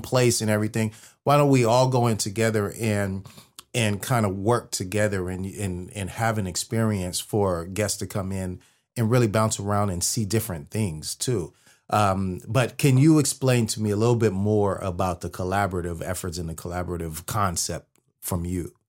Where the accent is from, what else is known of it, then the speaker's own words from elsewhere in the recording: Bay Area, Northern California, United States; moved away; I'm from the Bay Area. I'm from Northern California